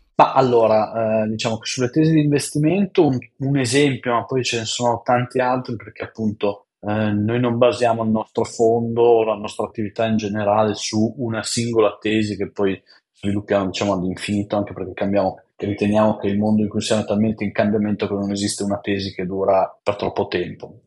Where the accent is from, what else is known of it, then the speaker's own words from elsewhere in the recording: Biella, Piedmont, Italy; also born or lived in Turin; sono nato a Biella, all'inizio il mio futuro era finire in un'azienda del tessile, cioè la massima aspirazione per mia mamma era speriamo che tu finisca in una bella azienda del tessile. Poi sono andato all'Università a Torino